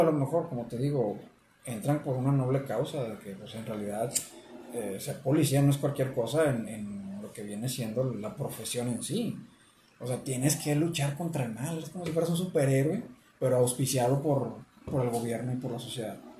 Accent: Mexico; como mexicanos que somos

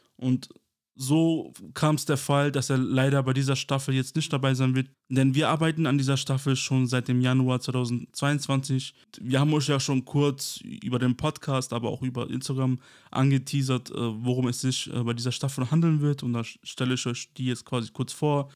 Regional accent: Kosovo; now in Germany; ursprünglich im Kosovo geboren und bin 1999 mit meiner Familie quasi wegen dem Kosovo-Krieg nach Deutschland geflüchtet

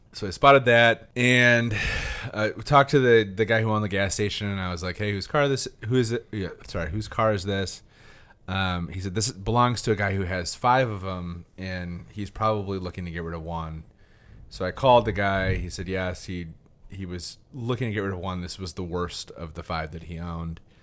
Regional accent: Traverse City, Michigan, United States; also born or lived in Lansing; I'd moved back home to Traverse City, uh, my hometown from Lansing

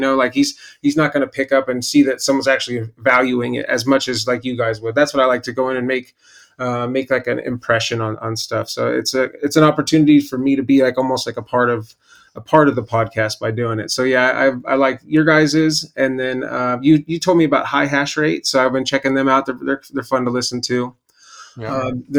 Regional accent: Bakersfield, California, United States; I'm from Bakersfield.

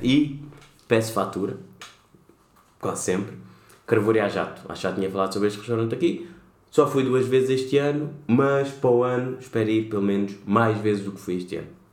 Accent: Lisbon, Portugal; que nasci cá e sou cabo-verdiano

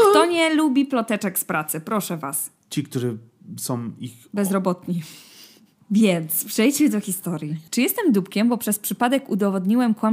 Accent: Belgium; first language Dutch; Polish is a second language; niewiele osób o tym wie, ale wychowywałem się w Belgii. Tam językami urzędowymi są francuski, niderlandzki i niemiecki. Niderlandzki to mój język ojczysty.

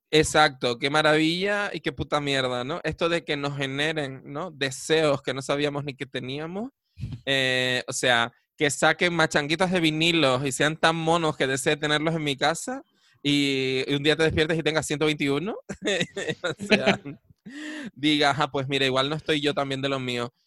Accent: Canary Islands, Spain; Nosotras, que somos bien canarias

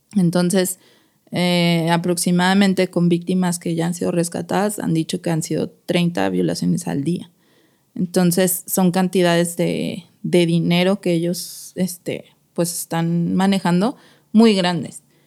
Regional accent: Mexico City, Mexico; moved away as an adult; now in Guadalajara, Mexico; soy de la Ciudad de México

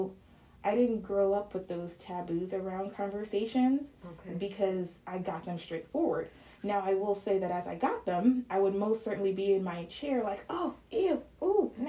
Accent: Atlanta, Georgia, United States; I'm from Atlanta

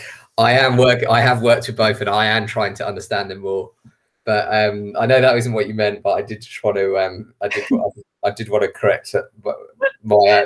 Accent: England, United Kingdom; all of my grandparents are Irish, but I was born in England. So I identify as both. I see myself as English

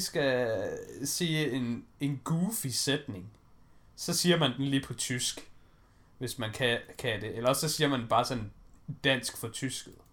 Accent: Denmark; vi er danskere

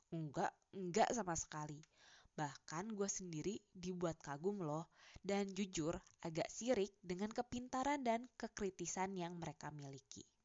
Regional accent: Java, Indonesia; Gua yang sebagai orang Jawa aja, teman-teman diskusinya tuh dari etnis yang berbeda.

